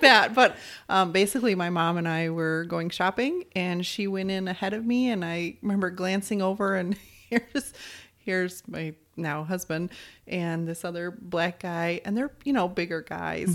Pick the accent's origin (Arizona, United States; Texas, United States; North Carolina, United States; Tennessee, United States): Arizona, United States; moved away; also born or lived in California; I'm from Arizona and then moved out to California